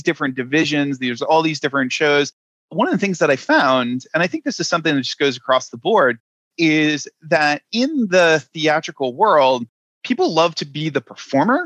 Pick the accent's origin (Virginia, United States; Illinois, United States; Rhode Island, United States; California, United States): Rhode Island, United States; moved away as an adult; also born or lived in New York; I'm originally from Rhode Island, and Rhode Island is the smallest state in the union. It is a place where pretty much everybody knows everybody. And the thing about growing up there